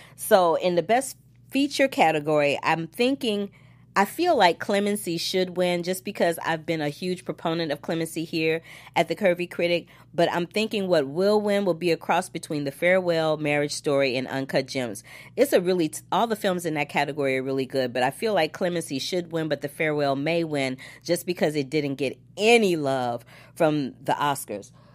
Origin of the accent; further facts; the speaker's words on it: St. Louis, Missouri, United States; my hometown, Saint Louis, Missouri